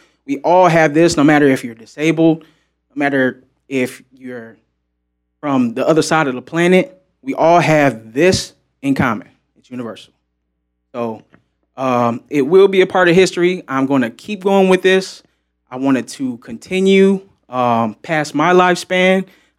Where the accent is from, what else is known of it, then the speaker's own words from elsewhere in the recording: United States; And I felt as though being American, I was involuntarily segregated from connecting with the rest of the world